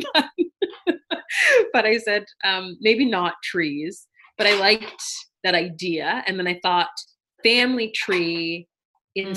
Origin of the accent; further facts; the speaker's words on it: Canada; we're both Canadian born and super, super proud to be Canadian born